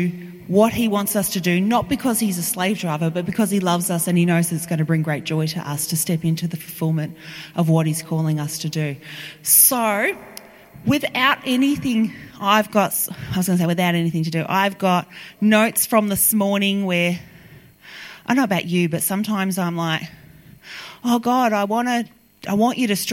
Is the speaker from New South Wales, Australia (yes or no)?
no; Melbourne, Victoria, Australia; I'm from Melbourne